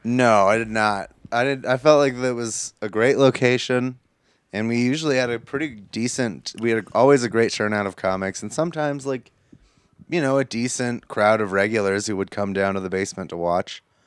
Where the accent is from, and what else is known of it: United States